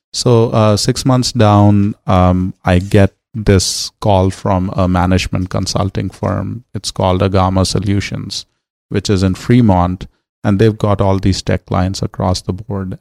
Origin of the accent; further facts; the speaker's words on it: New Delhi, Delhi, India; moved away as an adult; now in Los Angeles, United States; growing up in New Delhi.